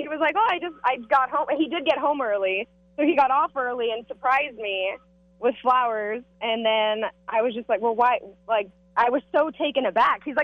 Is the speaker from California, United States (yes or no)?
yes; Santa Maria, California, United States; my hometown of Santa Maria